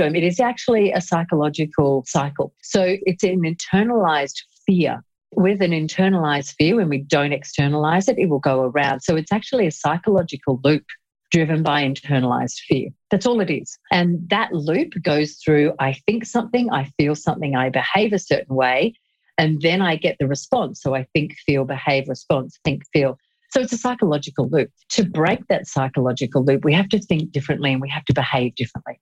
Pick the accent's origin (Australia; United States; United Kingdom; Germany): Australia; accent: Australian